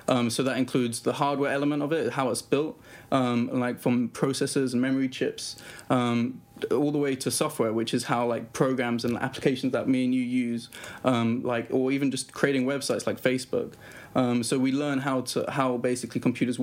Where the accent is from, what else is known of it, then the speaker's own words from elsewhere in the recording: Oxford, South East England, United Kingdom; moved away as an adult; also born or lived in Cyprus / India; We moved to Oxford in England, which is in the south of England, close to London. And so that's where I was raised and brought up, and where I did my schooling up to the age of 18.